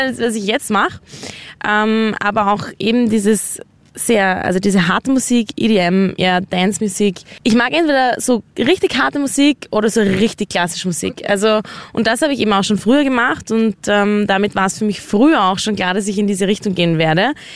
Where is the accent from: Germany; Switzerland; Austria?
Austria; wir als Österreicher